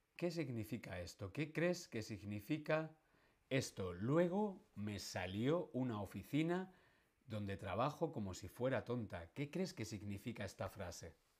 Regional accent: Madrid, Community of Madrid, Spain; a los que somos de Madrid se nos llama castizos

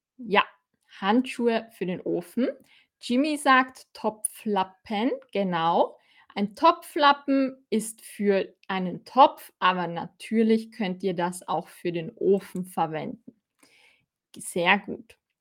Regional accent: Austria; accent: Austrian; ich bin aus Österreich

